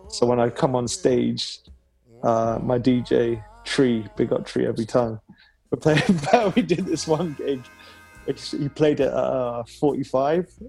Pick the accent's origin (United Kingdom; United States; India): United Kingdom; Leeds, Yorkshire and the Humber; I'm from Leeds originally, so my mum always used to like tease me as a kid saying, You pronounce things in the London fashion.